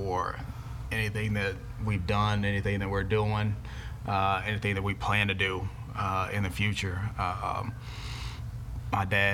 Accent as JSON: {"language": "English", "town": "Houston", "region": "Texas", "country": "United States", "tie": "born or raised there", "said": "We grew up in Shepherd Park Terrace before Tidwell was a 4-lane road there"}